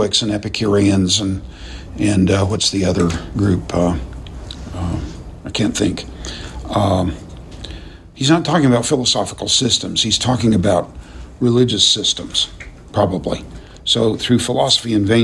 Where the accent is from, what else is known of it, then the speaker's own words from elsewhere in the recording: United States; as American Christians